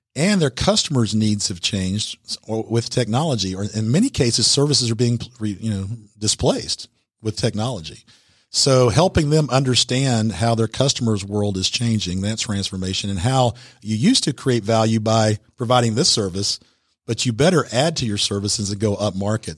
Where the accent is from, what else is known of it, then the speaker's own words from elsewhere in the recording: Atlanta, Georgia, United States; I'm actually from the Atlanta area